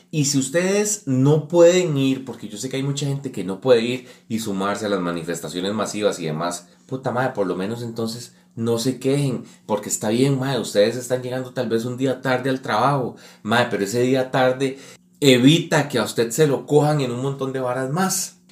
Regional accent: Costa Rica; uno como costarricense

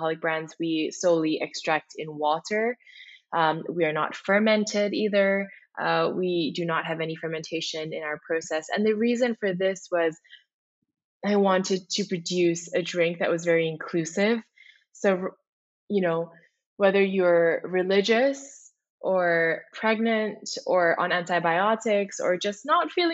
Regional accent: Singapore; moved away as an adult; also born or lived in Indonesia; now in United States; I'm originally Indonesian, but also spent a good amount of my life growing up in Singapore

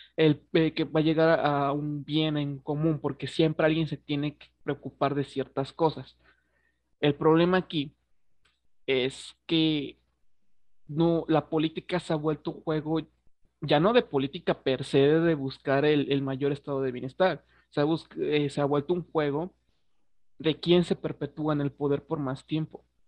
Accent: Mexico; somos mexicanos, güey, a mí me interesa un chingo la historia. Eh, me sé la de mi país

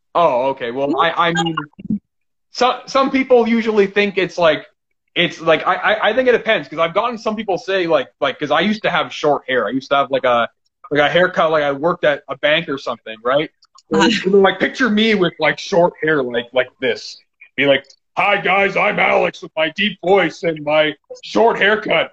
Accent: Canada; I'm Canadian

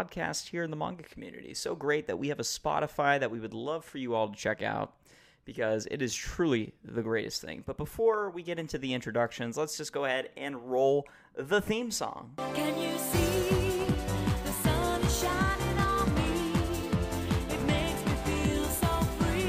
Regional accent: United States; I'm American

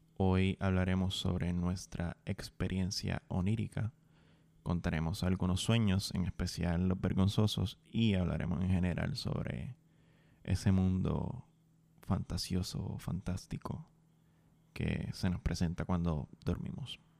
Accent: Puerto Rico; dentro de mi experiencia como puertorriqueño, dentro de Puerto Rico

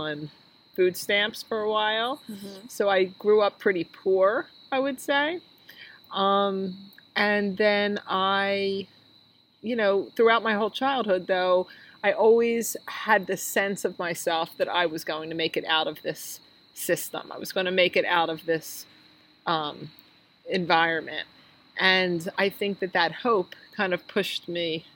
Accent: Philadelphia, Pennsylvania, United States; I grew up in Northeast Philadelphia

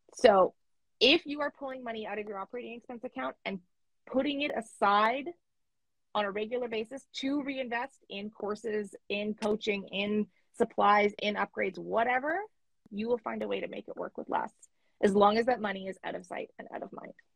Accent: Canada; I'm Canadian

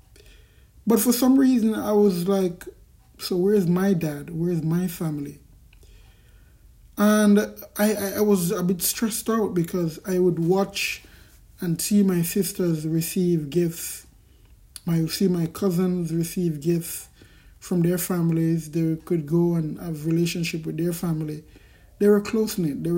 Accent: Kingston, Jamaica; I grew up in Kingston Central, Kingston in Jamaica.

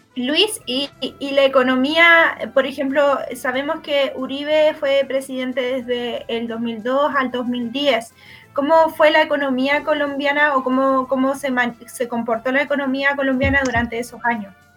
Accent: Chile; nosotras somos chilenas

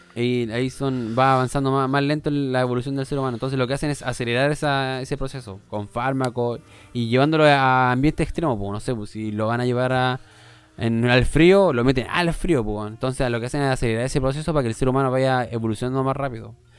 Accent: Norte Grande, Chile; los que somos del norte nos entendemos

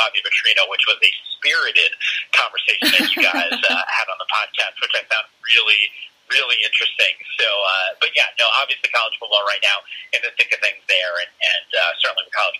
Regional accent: New Jersey, United States; moved away as an adult; also born or lived in New York; now in West Coast, United States; I grew up on the East Coast. I grew up in the Northeast, a Jersey guy.

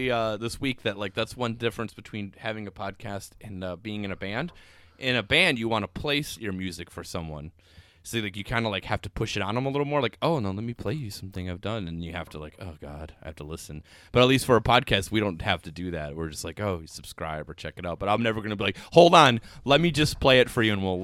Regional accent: United States; I'm American oh. and an only child

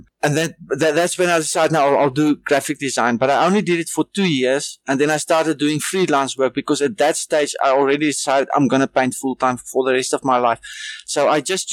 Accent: Hartswater, Northern Cape, South Africa; also born or lived in Kalahari region / Upington / Eswatini; I grew up mostly in Haarswater in the Northern Cape

